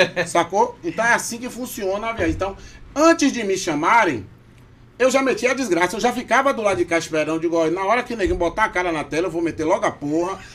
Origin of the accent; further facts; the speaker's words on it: Salvador, Bahia, Brazil; accent: baiano; moved away as an adult; now in Manaus, Brazil; nasci em Salvador, Bahia, Brasil, no bairro de Itapuã. Sim. Depois me mudei para Boca do Rio